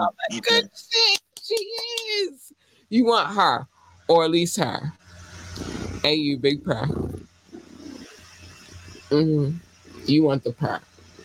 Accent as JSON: {"language": "English", "town": "Baltimore", "region": "Maryland", "country": "United States", "said": "This is not becoming of a lady, but I'm from Baltimore. Let's go."}